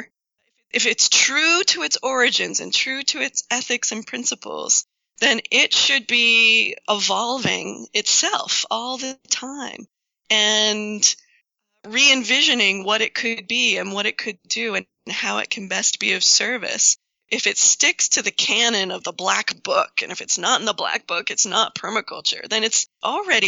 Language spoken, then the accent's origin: English; New England, United States; also born or lived in Washington; I grew up here in New England